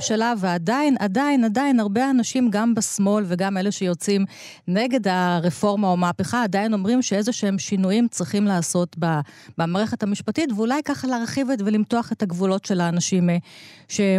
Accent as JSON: {"language": "Hebrew", "town": "Givatayim", "region": "Tel Aviv District", "country": "Israel", "tie": "born or raised there", "said": "אתה ואני גדלנו באותה עיר בגבעתיים"}